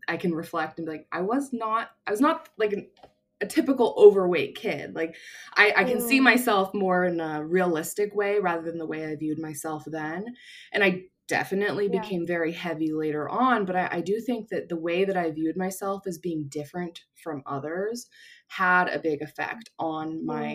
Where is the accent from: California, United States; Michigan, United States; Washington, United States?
California, United States; Orange County; I grew up in Orange County.